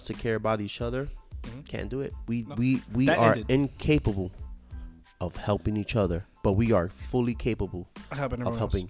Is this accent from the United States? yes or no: yes; United States; us as American